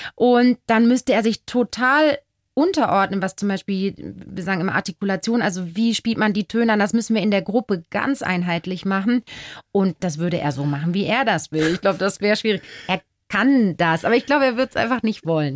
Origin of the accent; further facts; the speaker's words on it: Duisburg, North Rhine-Westphalia, Germany; moved away as an adult; now in Bavaria, Germany; wo kommst denn du her? Dann sage ich aus Duisburg